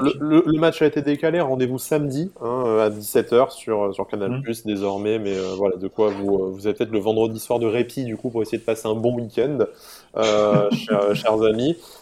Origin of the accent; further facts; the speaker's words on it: Nice, Provence-Alpes-Côte d'Azur, France; nous sommes niçois et supporters de l'OGC Nice